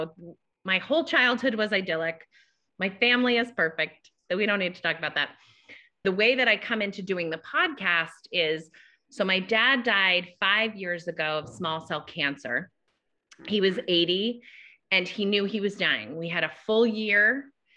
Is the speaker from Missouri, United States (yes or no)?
no; Massachusetts, United States; I grew up in Massachusetts